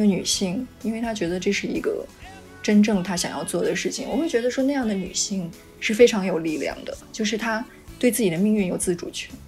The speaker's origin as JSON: {"language": "Chinese", "country": "Taiwan", "said": "尤其我会觉得说，作为一个台湾人，然后你这辈子居然没看过《悲情城市》，那你的人生真的是太不完整了。"}